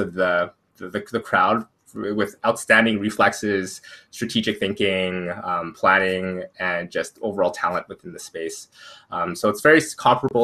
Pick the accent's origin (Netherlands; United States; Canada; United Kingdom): Canada; Edmonton, Alberta; my hometown in Edmonton here